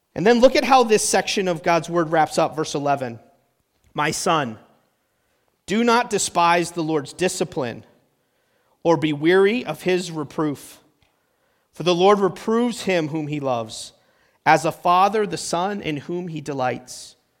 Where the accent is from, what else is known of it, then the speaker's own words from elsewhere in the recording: New Hampshire, United States; moved away; I'm from New Hampshire. That's where I spent my whole childhood